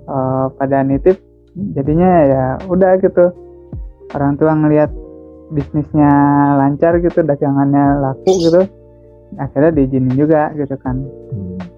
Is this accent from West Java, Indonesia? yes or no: yes; Bandung, West Java, Indonesia; born there; Lahir di Bandung tanggal 3 bulan 11 tahun